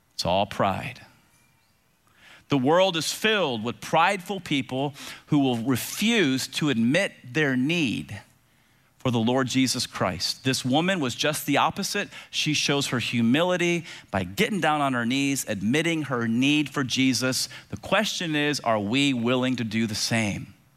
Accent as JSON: {"language": "English", "town": "Tampa", "region": "Florida", "country": "United States", "tie": "born or raised there", "said": "as a kid growing up in Tampa with two big brothers"}